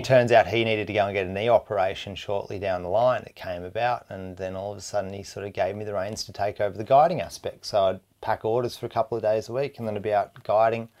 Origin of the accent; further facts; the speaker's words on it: Hobart, Tasmania, Australia; moved away as an adult; also born or lived in Indonesia / Airlie Beach / Italy; now in New South Wales, Australia; born and bred in Tasmania